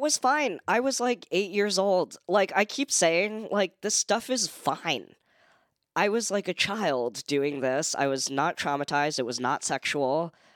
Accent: San Francisco, California, United States; moved away; It was really fun to grow up in.

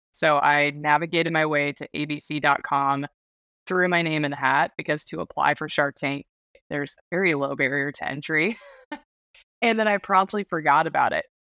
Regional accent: Alaska, United States; also born or lived in Washington; I was born and raised in Alaska

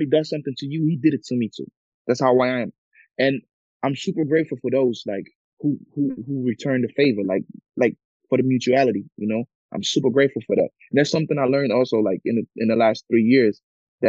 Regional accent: Germany; also born or lived in Ghana; I'm from Ghana, but I was born in Germany

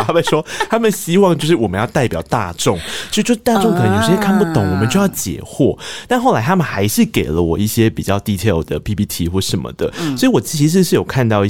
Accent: Tainan, Taiwan; 我是台南人啊，我喜欢甜的食物啊。

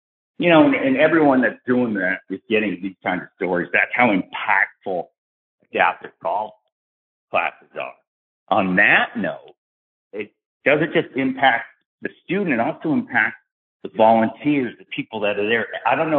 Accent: Tampa, Florida, United States; born there; I was born in McDill. I'm in Florida right now. I was born over at McDill in Tampa and grew up 17 years as a military brat.

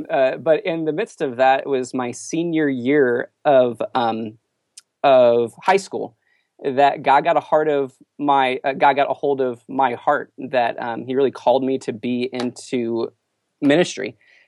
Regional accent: Texas, United States; born there; also born or lived in Missouri / Indiana / California; I kind of grew up all over the U.S. I was born in Texas, and then I lived in Missouri, Indiana, California, kind of all over.

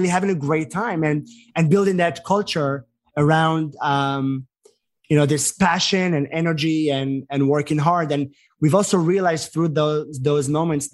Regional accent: Israel; moved away as an adult; also born or lived in New York; now in United States; as an American being from Israel

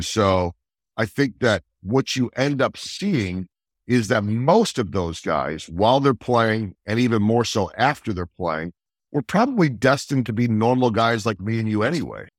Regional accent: outside of Philadelphia, Pennsylvania, United States; also born or lived in Chicago / Saint Louis; now in Kansas City, United States; I grew up outside of Philadelphia before moving to Chicago

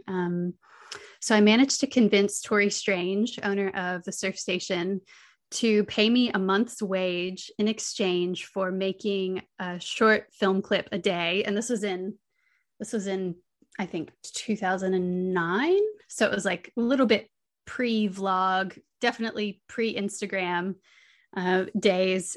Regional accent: St. Augustine, Florida, United States; moved away as an adult; now in Byron Bay, Australia; I grew up in Saint Augustine

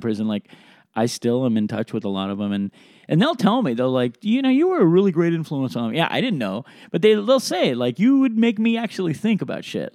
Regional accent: Sacramento, California, United States; also born or lived in Reno; I was born in Sacramento

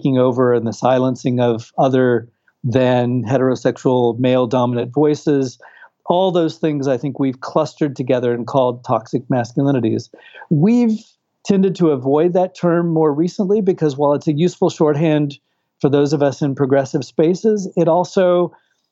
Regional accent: Houston, Texas, United States; moved away as an adult; also born or lived in California / Brazil; I'm originally from Texas and California in the U.S. and have ties, family ties to Latin America. Having witnessed a school shooting in my high school in Houston, Texas

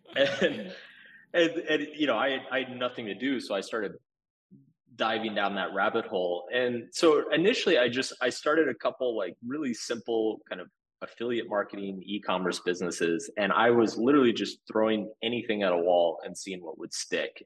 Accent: Austin, Texas, United States; moved away as an adult; also born or lived in Boston; So I was born in Austin, Texas. Um, so I, I lived in Austin before it was cool.

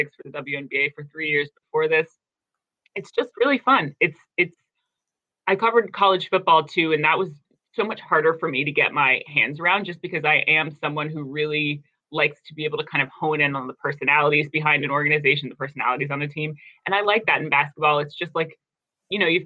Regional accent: Silver Spring, Maryland, United States; I'm from Silver Spring first. I'm from Silver Spring, Maryland first

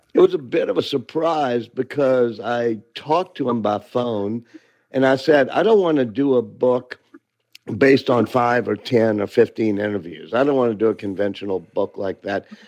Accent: New Orleans, Louisiana, United States; I'm from New Orleans

